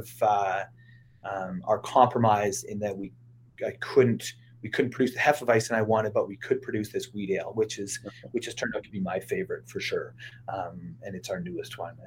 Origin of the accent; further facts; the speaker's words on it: Saskatoon, Saskatchewan, Canada; moved away; I'm from Saskatoon, Saskatchewan originally.